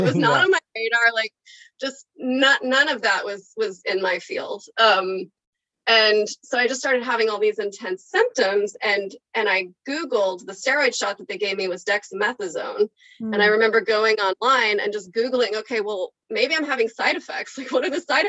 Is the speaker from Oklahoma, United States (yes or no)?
yes; Oklahoma, United States; now in California, United States; I'm from Oklahoma. And so like, I grew up eating like meat and potatoes